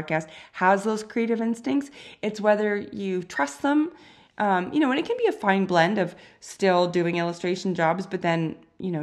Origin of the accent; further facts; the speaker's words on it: Canada; we're Canadian